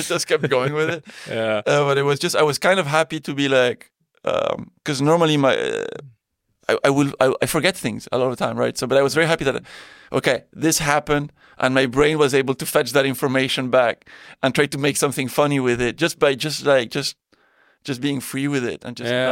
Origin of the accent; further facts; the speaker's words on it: Belgium; moved away as an adult; also born or lived in Spain / Thailand; born in Spain. Yeah, yeah. Then I grew up in Belgium.